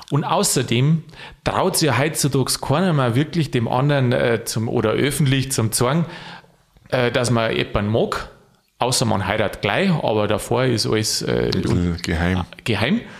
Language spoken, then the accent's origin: German; Bavaria, Germany; Ich sage dir jetzt aber, den brauche aus Niederbayern oder aus da der Region, wo ich herkomme, und zwar Ohrkarren.